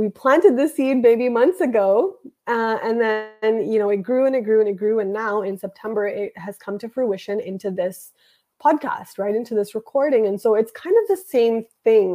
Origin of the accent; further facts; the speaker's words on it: Canada; I was born in Canada and I was born in a nice house with a family